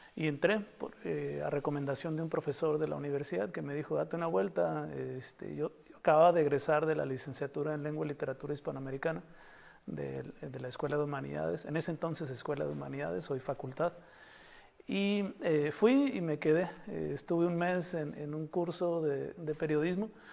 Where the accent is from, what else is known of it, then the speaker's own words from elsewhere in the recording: Baja California, Mexico; also born or lived in Mexico City; los, los bajacalifornianos